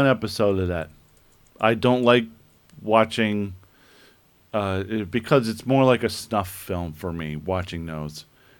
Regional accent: United States; I'm an American.

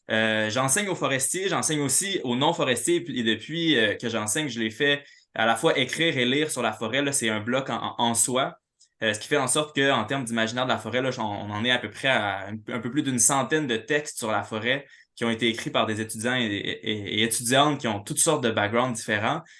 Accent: Quebec City, Quebec, Canada; also born or lived in Montreal; moi, en bon, en bon urbain, là, je viens de Québec, euh, j'ai habité à Montréal.

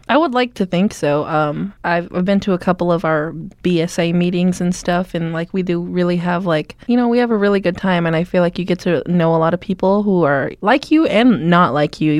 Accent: Omaha, Nebraska, United States; moved away; When I grew up in Omaha, I grew up in North Omaha, and that is a predominantly black community.

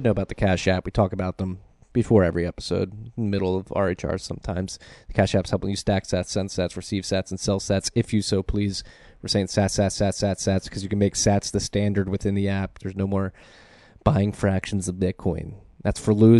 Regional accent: Philadelphia, Pennsylvania, United States; now in New Jersey, United States; I am in Jersey right now, but I'm from Philadelphia.

